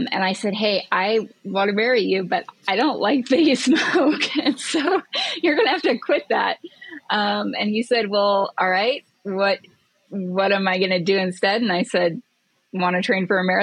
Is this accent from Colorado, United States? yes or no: yes; Ouray, Colorado, United States; moved away; I grew up in Ouray